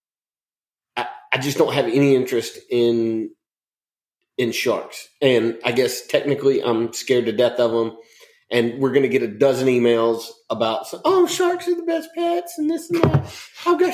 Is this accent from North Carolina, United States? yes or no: yes; Western North Carolina, United States; I'm from Western North Carolina